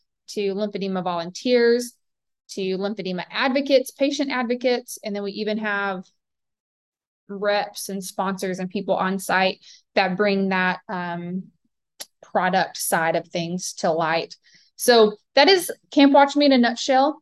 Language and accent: English; Southern United States, United States; accent: Southern; my Southern accent